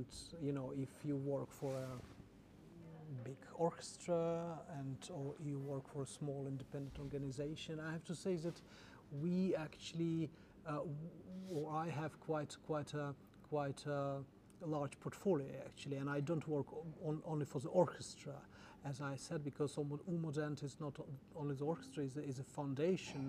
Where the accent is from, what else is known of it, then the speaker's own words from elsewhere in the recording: Czechia; moved away as an adult; also born or lived in Russia / London, United Kingdom; now in Stockholm, Sweden; I was born in Russia, I grew up in Czech Republic